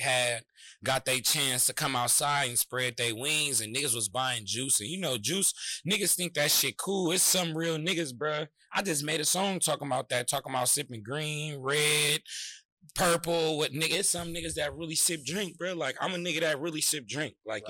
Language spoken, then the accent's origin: English; San Francisco, California, United States; We was already going to Leonard R. Flynn across the street from Army Street together